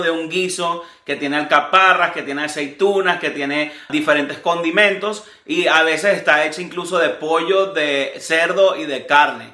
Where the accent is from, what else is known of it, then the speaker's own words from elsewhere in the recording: Venezuela; now in United States; en Venezuela es muy característico de nosotros